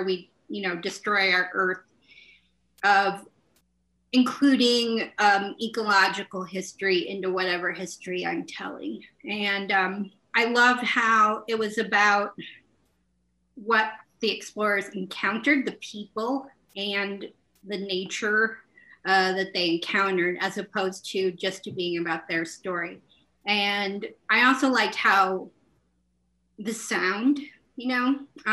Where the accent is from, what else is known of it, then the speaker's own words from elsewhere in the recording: Montana, United States; also born or lived in Oklahoma / Portland; I was born in Oklahoma, and I moved here to the Gallatin Valley of Montana when I was 11 years old